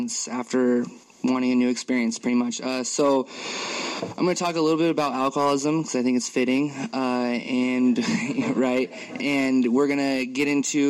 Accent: Tacoma, Washington, United States; moved away as an adult; now in Kirkland, United States; I'm from Tacoma, and I moved out to the Kirkland on the east side

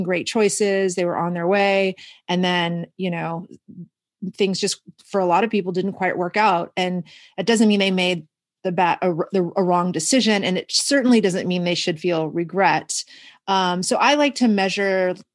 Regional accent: Houston, Texas, United States; now in Washington, United States; I grew up in Houston

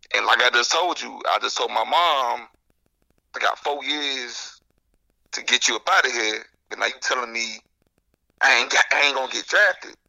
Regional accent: Jacksonville, Florida, United States; moved away as an adult; also born or lived in Illinois; I'm from Jacksonville

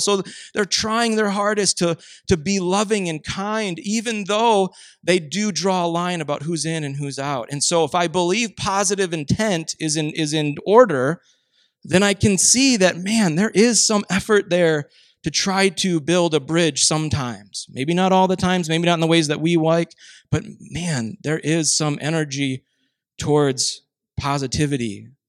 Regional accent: Minnesota, United States; I grew up in Minnesota

